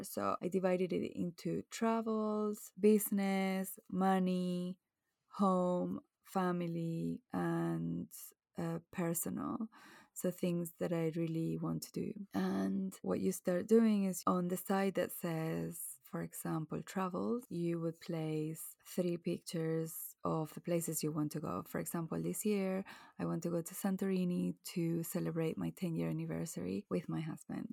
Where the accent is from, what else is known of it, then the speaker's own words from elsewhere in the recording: Venezuela; now in England, United Kingdom; I grew up in Venezuela, blue skies all year round